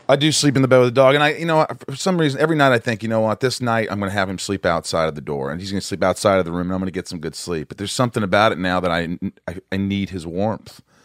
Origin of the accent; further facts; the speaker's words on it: Southern Indiana, United States; I grew up in Indiana, Southern Indiana